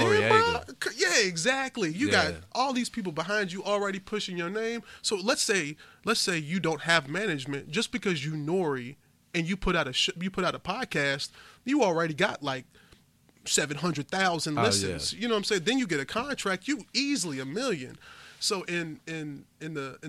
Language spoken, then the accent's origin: English; Louisville, Kentucky, United States; growing up in the East End